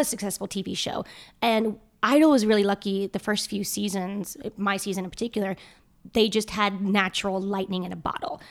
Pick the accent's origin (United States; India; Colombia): United States; the South; growing up in the South.